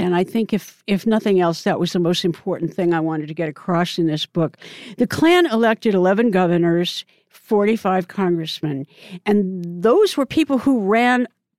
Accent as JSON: {"language": "English", "region": "Oregon", "country": "United States", "tie": "born or raised there", "said": "Oregon, which happens to be my home state"}